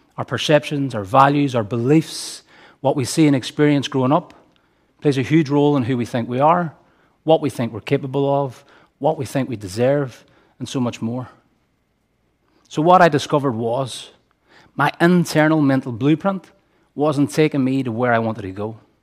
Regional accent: Derry, Northern Ireland, United Kingdom; I grew up here in Derry, in Gaeilge, in one of the most economically deprived areas of the city

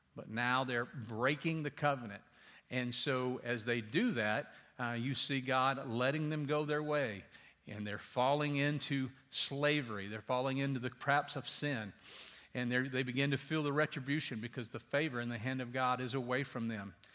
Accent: Louisiana, United States; I grew up in Louisiana, like on a s, snake farm practically.

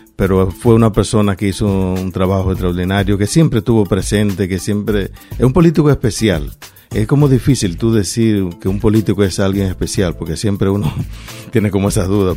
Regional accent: Santo Domingo, Dominican Republic; moved away as an adult; also born or lived in Paterson, New Jersey; now in Rhode Island, United States; Yo venía de Santo Domingo

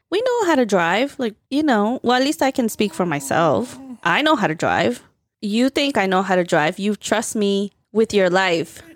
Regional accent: Plainfield, New Jersey, United States; now in DMV area, United States; I am from Central Jersey

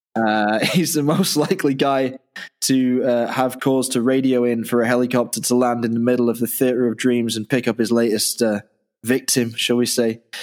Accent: Manchester, North West England, United Kingdom; moved away; also born or lived in Dublin, Ireland / Yorkshire; a kid growing up in Manchester

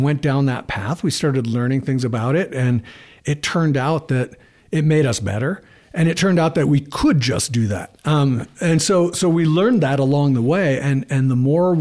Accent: Bay Area, California, United States; I was growing up in the Bay Area and really into the fly fishing scene

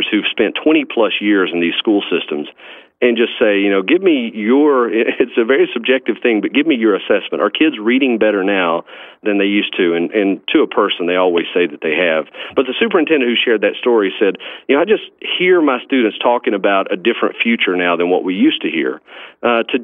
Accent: Clay County, Kentucky, United States; I actually was born and raised in Clay County, Kentucky, and graduated from there

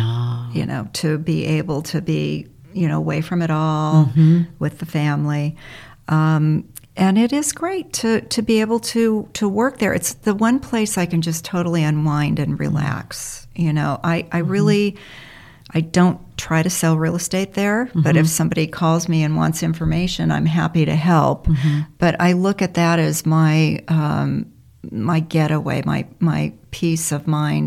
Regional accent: Los Angeles, California, United States; also born or lived in Bell Canyon, Ventura County; I'm a Valley girl.

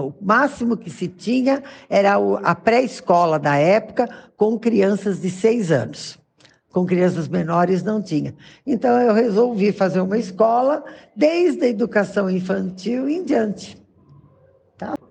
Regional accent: São Paulo, Brazil; moved away as an adult; now in Caieiras, Brazil; Eu nasci em São Paulo, na cidade de São Paulo, lá no bairro de Tucuruvi

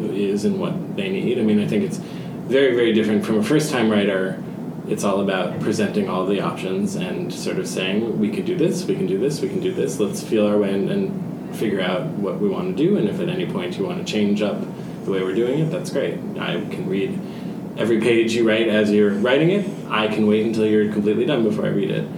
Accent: New Jersey, United States; I grew up very near New York City, New Jersey

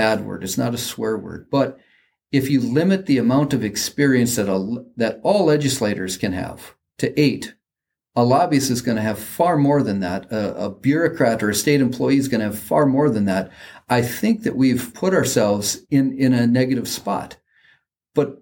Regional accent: Mandan, North Dakota, United States; my hometown right across the river from where we're

